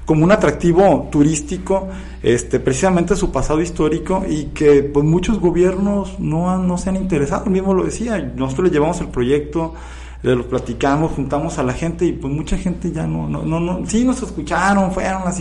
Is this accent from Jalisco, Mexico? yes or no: yes; Autlán, Jalisco, Mexico; por ejemplo, los que somos originarios de Autlán, de, desde hace muchísimo tiempo, muchas generaciones, pues viene la mezcla precisamente entre lo español, lo indígena